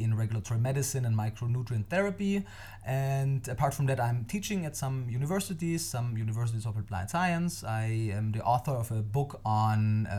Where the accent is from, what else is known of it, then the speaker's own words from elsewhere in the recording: Austria; English is a second language; moved away as an adult; now in Berlin, Germany; I was born and raised there.